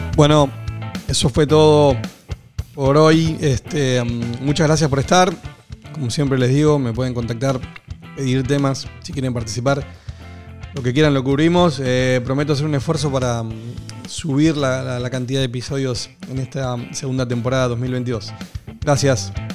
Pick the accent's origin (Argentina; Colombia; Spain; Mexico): Argentina; soy argentino